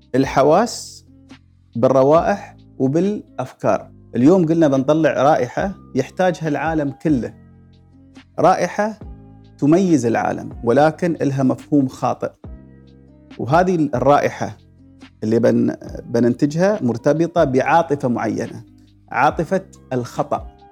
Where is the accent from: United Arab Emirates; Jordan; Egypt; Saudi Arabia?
United Arab Emirates; وجبات الاماراتيه اللي ناكلها في البيت